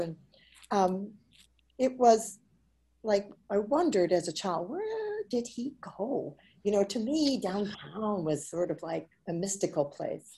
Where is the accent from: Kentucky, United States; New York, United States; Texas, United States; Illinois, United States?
Illinois, United States; Chicago; I was uh, born and raised in Chicago, Illinois.